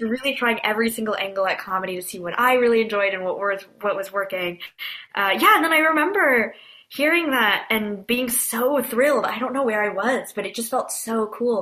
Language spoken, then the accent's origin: English; Bay Area, Northern California, United States; moved away as an adult; also born or lived in Korea; now in Brooklyn, United States; Born and raised in the Bay Area